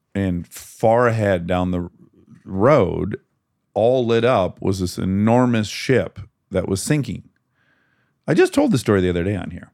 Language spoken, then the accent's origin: English; United States; I'm American